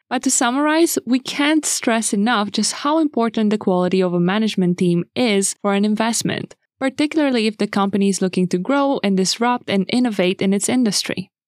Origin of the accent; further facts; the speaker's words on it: Romania; moved away; Romania, my home country